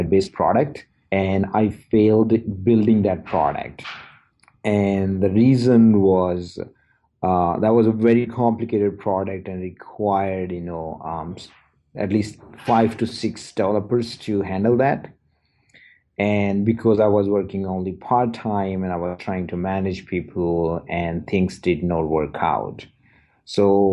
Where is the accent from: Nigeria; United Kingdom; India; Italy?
India; moved away as an adult; now in Edmonton, Canada; I'm originally from India, moved to Canada in 2006